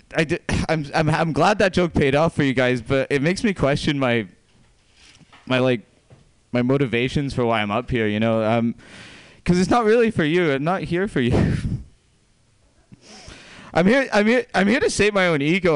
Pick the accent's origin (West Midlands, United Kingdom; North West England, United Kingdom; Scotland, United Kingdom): Scotland, United Kingdom; moved away; I'm not actually from here, as Pam alluded to. I'm from Scotland